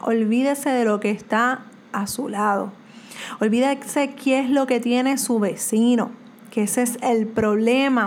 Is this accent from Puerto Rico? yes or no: yes; Puerto Rico; soy de Puerto Rico